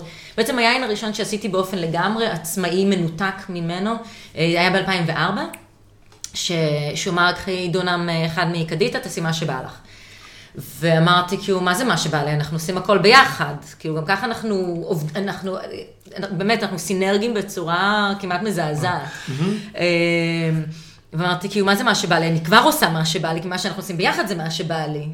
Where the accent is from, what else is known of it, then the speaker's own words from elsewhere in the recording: Israel; also born or lived in Canada; נולדתי בקנדה, עשיתי עלייה באיזה גיל שלושה חודשים